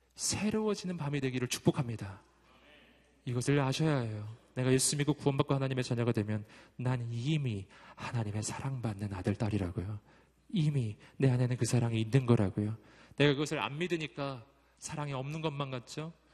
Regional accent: Daegu, South Korea; moved away as an adult; 전 대구가 고향이고 거기서 꽤 오래 살았었어요

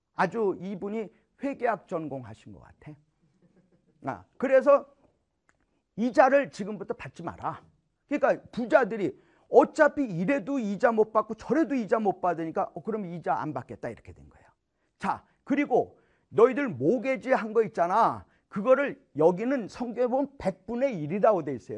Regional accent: South Korea; now in United States

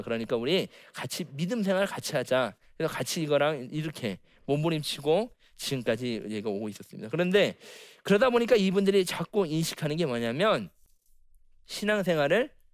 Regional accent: Okcheon, North Chungcheong, South Korea; 원래는 옥천 시내에다 제가 옥천에 살았기 때문에

